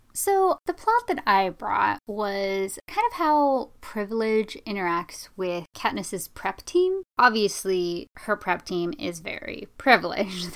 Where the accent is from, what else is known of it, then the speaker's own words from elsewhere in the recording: United States; I didn't have the same types of discrimination against me growing up that a lot of people of Eastern Asian descent have here in this country